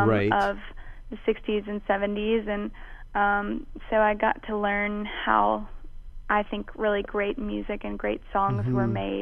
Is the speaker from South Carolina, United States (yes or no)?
no; Mobile, Alabama, United States; moved away as an adult; also born or lived in New Orleans, Louisiana; now in Nashville, United States; I'm originally from New Orleans, Louisiana, actually. Yeah. I was born in New Orleans, and both sides of my family are from there. But I grew up in Mobile, Alabama